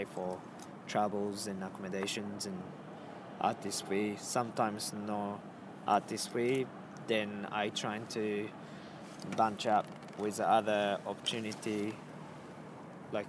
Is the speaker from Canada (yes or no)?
no; Japan; English is a second language; also born or lived in Melbourne, Australia; now in Berlin, Germany; I'm originally from Japan, from small island, and I moved to Australia